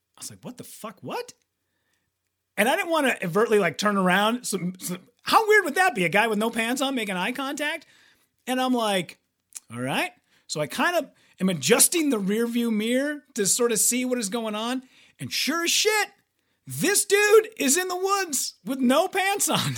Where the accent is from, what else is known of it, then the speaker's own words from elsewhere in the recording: Hibbing, Minnesota, United States; my hometown of Hibbing